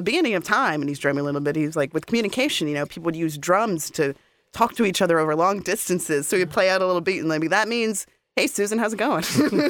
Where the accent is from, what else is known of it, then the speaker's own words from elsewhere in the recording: Boston, Massachusetts, United States; I grew up in Boston.